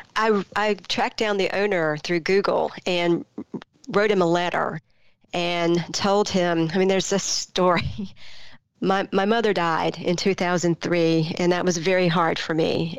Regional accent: Greenville, North Carolina, United States; a 15 year old kid growing up in Greenville, North Carolina in the mid 80s

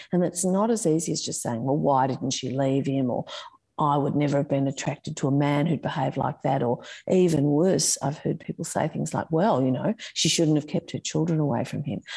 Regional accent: Sydney, New South Wales, Australia; I grew up in Warringah.

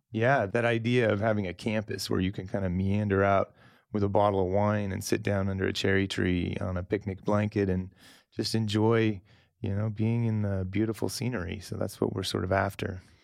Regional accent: Salem, Oregon, United States; moved away as an adult; also born or lived in Napa / Chile / New Zealand / Burgundy; I grew up in Salem

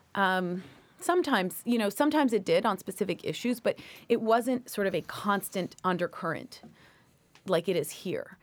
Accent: Toronto, Ontario, Canada; moved away as an adult; also born or lived in Washington, D.C.; now in United States; childhood in Toronto was great.

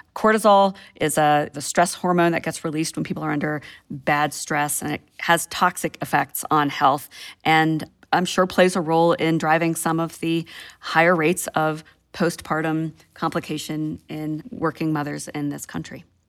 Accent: Georgia, United States; my state, my home state of Georgia

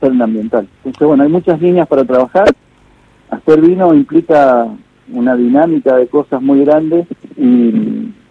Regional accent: Mendoza, Argentina; Soy de Mendoza, soy de Mendoza.

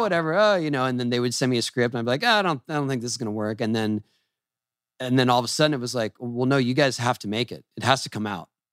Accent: San Diego, California, United States; I grew up in San Diego

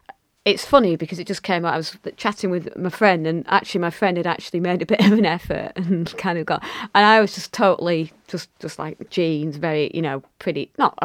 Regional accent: Lancashire, North West England, United Kingdom; accent: Lancashire, northern; it's great to have people with an accent like mine, from Lancashire, from the north

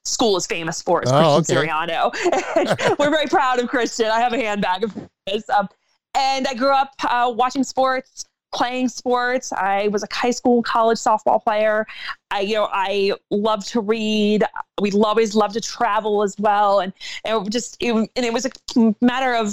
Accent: Annapolis, Maryland, United States; moved away as an adult; now in Buffalo, United States; I was born in Annapolis, Maryland, even though my birth certificate says I was not born in Annapolis, Maryland

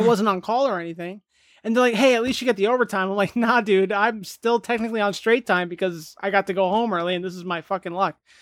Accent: New Jersey, United States; moved away; We're both from New Jersey

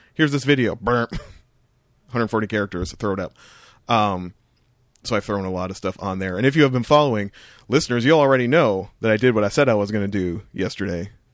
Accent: Ontario, Canada; the four oh one is a major highway in Ontario that runs basically from my hometown

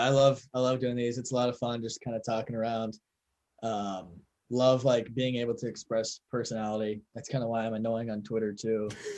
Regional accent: North Carolina, United States; I'm from North Carolina and people eat differently here in the Midwest, which is like totally cool.

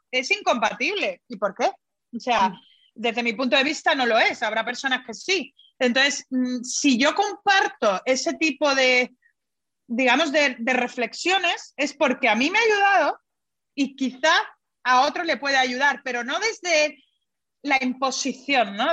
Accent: Spain; yo soy española, me encanta mi, mi país

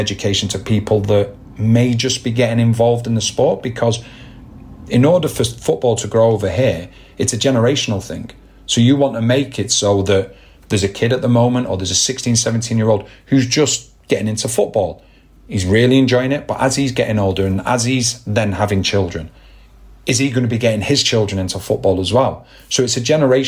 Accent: Manchester, North West England, United Kingdom; my hometown as well, Manchester

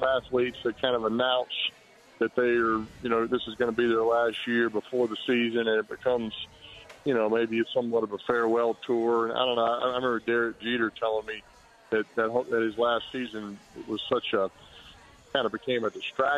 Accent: New Orleans, Louisiana, United States; moved away; also born or lived in Indianapolis / Denver; my hometown of New Orleans is so important to me

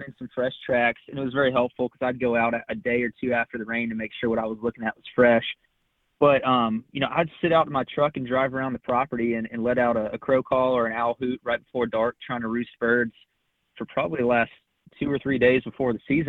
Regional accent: South Carolina, United States; moved away as an adult; I'm originally from South Carolina

